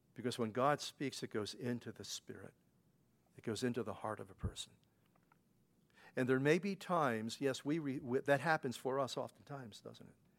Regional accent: Pennsylvania, United States; now in New York, United States; growing up in Pennsylvania as a kid

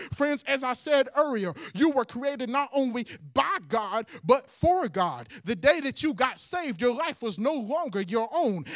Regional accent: Hueytown, Alabama, United States; I used to go to Pittman, which now is called Huey Town Middle School

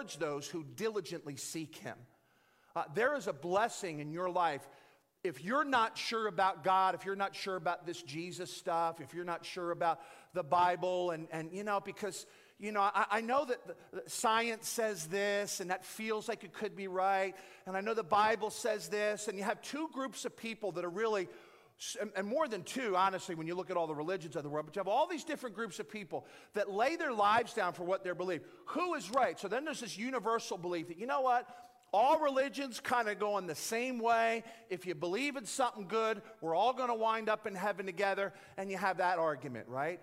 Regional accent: Philadelphia, Pennsylvania, United States; moved away as an adult; now in Dallas, United States; I'm from Philadelphia, in West Philadelphia, born and raised.

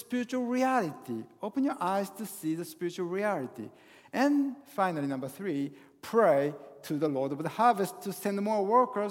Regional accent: Japan; English is a second language; now in Northern Virginia, United States; I was born and raised in Japan.

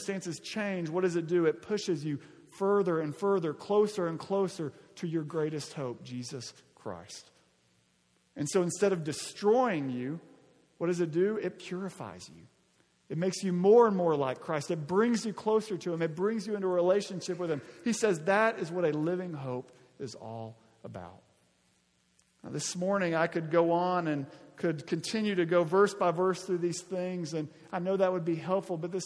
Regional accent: Arkansas, United States; moved away; When I was in eighth and ninth grade, growing up in Arkansas

